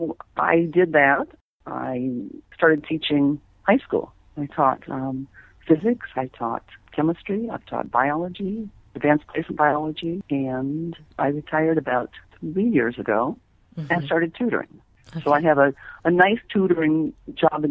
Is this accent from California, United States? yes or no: yes; Bakersfield, California, United States; also born or lived in San Jose, California / Pleasanton, California; I grew up in California Central Valley